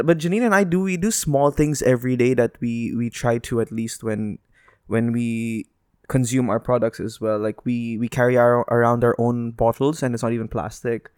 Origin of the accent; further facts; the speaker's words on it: Dubai, United Arab Emirates; I was born here, like, I couldn't, I can say, like, I was born in Dubai Hospital.